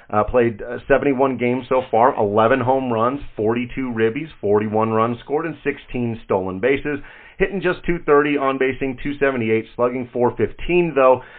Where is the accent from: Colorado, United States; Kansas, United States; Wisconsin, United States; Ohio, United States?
Colorado, United States; Grand Junction; Grand Junction is my hometown